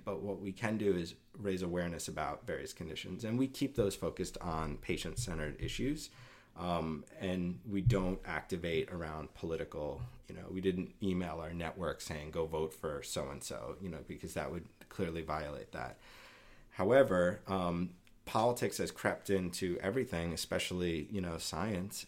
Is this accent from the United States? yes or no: yes; United States; as an American